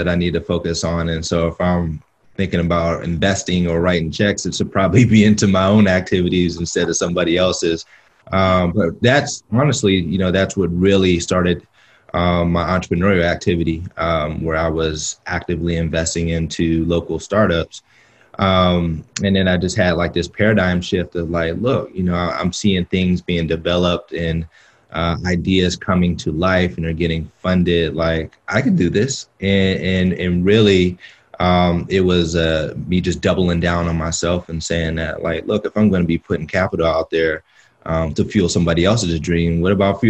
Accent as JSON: {"language": "English", "town": "Pittsburgh", "region": "Pennsylvania", "country": "United States", "tie": "born or raised there", "said": "I'm from Pittsburgh, Pennsylvania, you know, a small Midwestern city."}